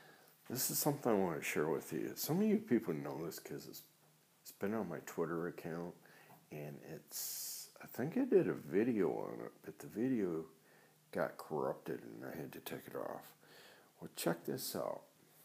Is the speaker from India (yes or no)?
no; Saginaw Township, Michigan, United States; also born or lived in East Lansing, Michigan / North Carolina; when I was growing up in Saginaw Township